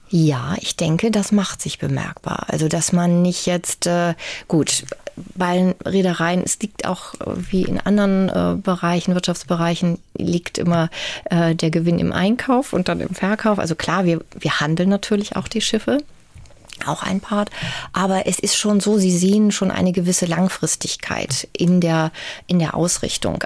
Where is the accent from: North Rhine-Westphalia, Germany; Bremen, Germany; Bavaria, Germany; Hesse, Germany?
Bremen, Germany; moved away as an adult; also born or lived in Münster; now in Hamburg, Germany; Ich bin in Bremen geboren, aber bin dann eben auch schon nach dem Abitur zum Studium nach Münster gegangen